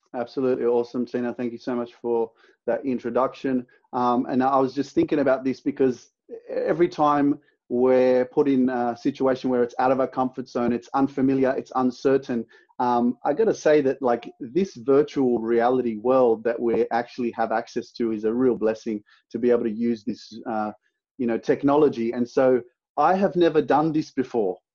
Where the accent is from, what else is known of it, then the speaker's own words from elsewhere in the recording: Sydney, New South Wales, Australia; I'm from Sydney, Australia.